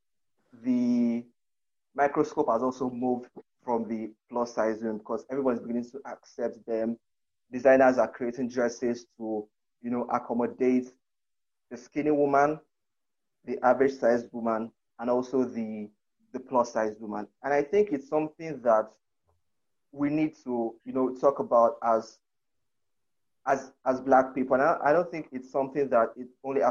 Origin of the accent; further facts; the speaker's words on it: Akwa Ibom, Nigeria; where I come from, I'm from Akwa Ibom State in Nigeria.